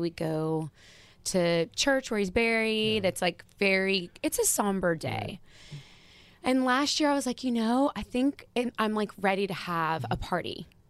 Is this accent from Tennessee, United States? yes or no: yes; Nashville, Tennessee, United States; I grew up in Nashville.